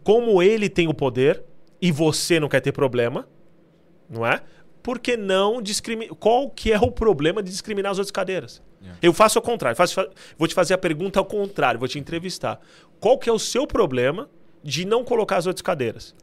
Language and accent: Portuguese; Santos, São Paulo, Brazil; moved away as an adult; now in United Kingdom; Eu nasci em Santos, então, a minha cidade natal, né? É onde eu nasci.